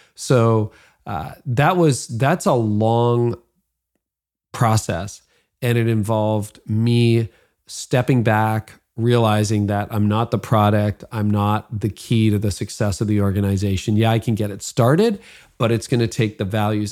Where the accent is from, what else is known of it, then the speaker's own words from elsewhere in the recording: Midland, Ontario, Canada; my hometown of Midland.